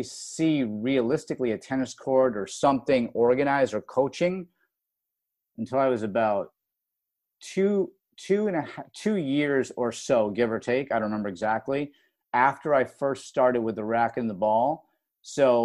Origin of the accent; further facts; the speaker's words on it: Rochester, New York, United States; moved away as an adult; growing up in Rochester, New York